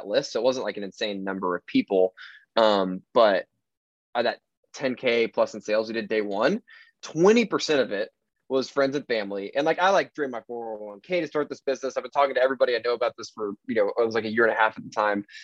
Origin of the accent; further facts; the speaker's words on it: Fort Worth, Texas, United States; moved away as an adult; now in Austin, United States; I'm from Fort Worth, Texas, live in Austin, have the past 6.5 years